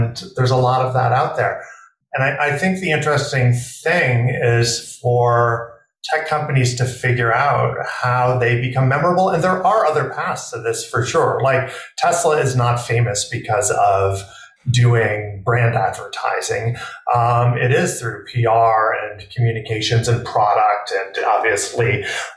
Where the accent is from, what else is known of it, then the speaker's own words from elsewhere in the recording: New York City, New York, United States; I grew up in New York City in Manhattan